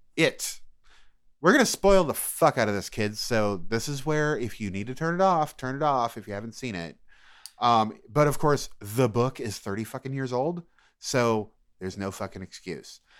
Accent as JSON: {"language": "English", "region": "Maine", "country": "United States", "said": "I'm from Maine"}